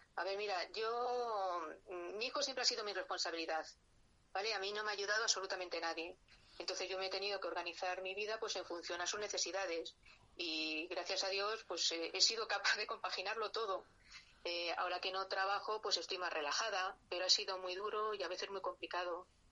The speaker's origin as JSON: {"language": "Spanish", "town": "Madrid", "region": "Community of Madrid", "country": "Spain", "tie": "born or raised there", "said": "yo nací aquí en Madrid hace ya 58 años"}